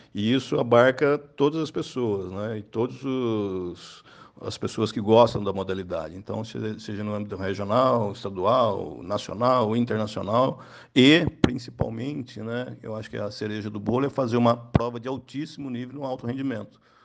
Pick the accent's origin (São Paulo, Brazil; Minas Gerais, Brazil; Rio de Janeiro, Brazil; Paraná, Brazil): Minas Gerais, Brazil; now in Taubaté, Brazil; nós dois somos mineiros